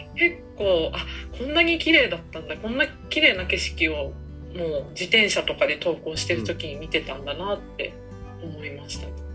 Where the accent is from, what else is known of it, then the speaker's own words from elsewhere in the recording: Fukushima, Japan; moved away; 自分ってやっぱ福島のアイデンティティっていうか福島人っていう意識がすごいあるんだなって。と思ってそれをきっかけにやっぱり福島にいつか戻ってあの何かしたいな